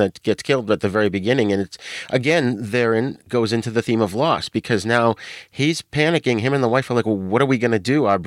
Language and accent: English; Boston, Massachusetts, United States; accent: New England; I'm from Boston, so I have a New England accent. I don't pronounce my R's.